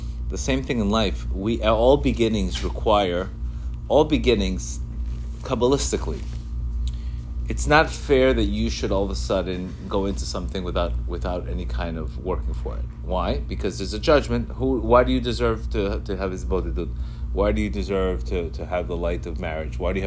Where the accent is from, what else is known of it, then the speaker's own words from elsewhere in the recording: Colombia; English is a second language; moved away; I grew up in Colombia. I came here. I didn't speak a word of English